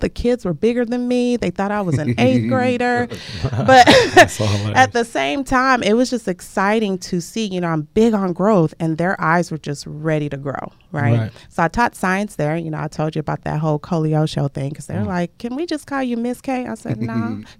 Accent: Lagos, Nigeria; moved away; I'm from Lagos, Nigeria.

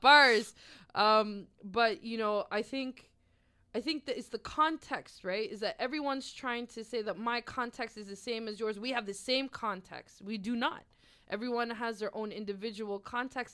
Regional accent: Halifax, Nova Scotia, Canada; I was born and raised here in Mi'kmaq territory

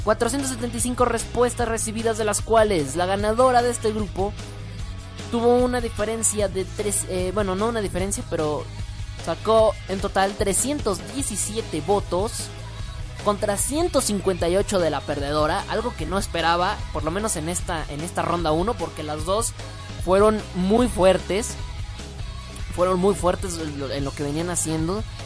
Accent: Mexico; yo soy mexicano

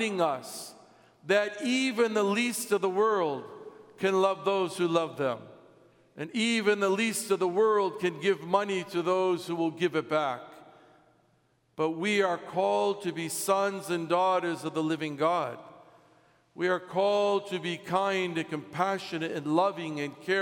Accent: United States; As an American

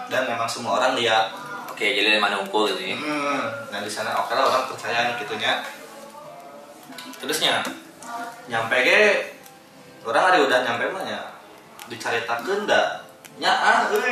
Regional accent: West Sumatra, Indonesia; mana ya sebagai orang Minang naik gunung ayah ketakutan

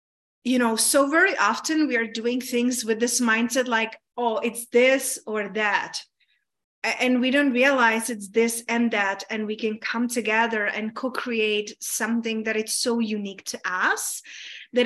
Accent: Czechia; moved away; I grew up in Czech Republic

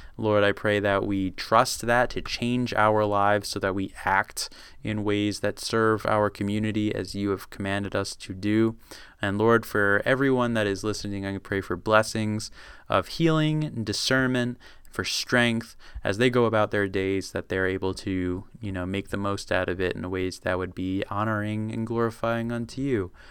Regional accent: United States; being American

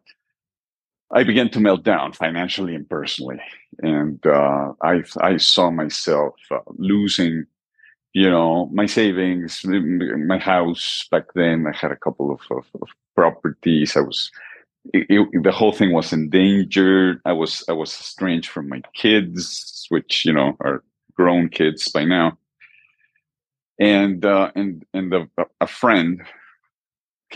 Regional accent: Mexico City, Mexico; now in Manzanillo, Mexico; I am originally from Mexico City, from central Mexico

